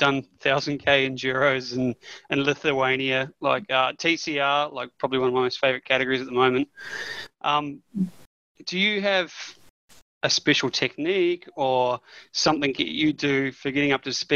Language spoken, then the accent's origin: English; New Zealand; being a Kiwi